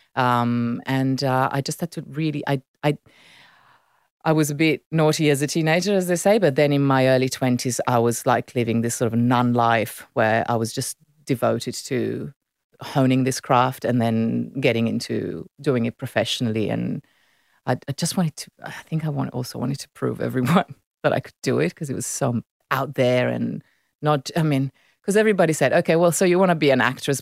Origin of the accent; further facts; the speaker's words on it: Milan, Lombardy, Italy; first language Italian; English is a second language; moved away as an adult; now in Sydney, Australia; I was born and raised in Milan, so I grew up in that beautiful city.